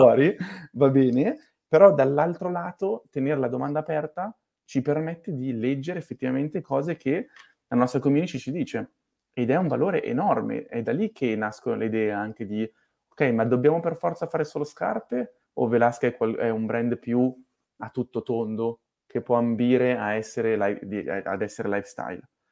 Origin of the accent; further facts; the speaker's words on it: Milan, Lombardy, Italy; sono nato a Milano